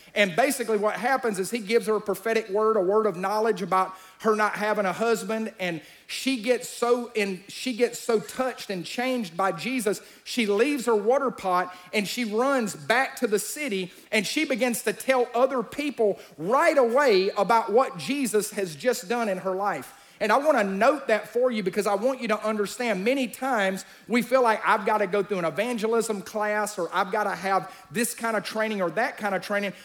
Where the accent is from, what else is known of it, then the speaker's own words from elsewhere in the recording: Alabama, United States; I'm from Alabama